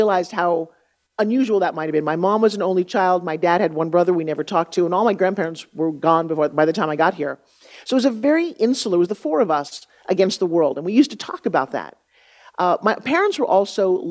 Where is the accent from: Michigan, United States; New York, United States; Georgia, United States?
New York, United States; Long Island; I grew up on Long Island, New York. I grew up talking like this, a tough truck driver